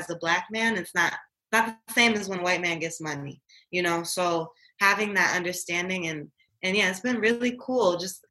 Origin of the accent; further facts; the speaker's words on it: Inkster, Michigan, United States; moved away; I'm originally from Inkster, Michigan